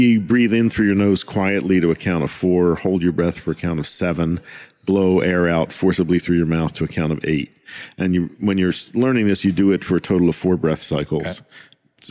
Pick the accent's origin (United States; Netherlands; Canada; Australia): United States; as an American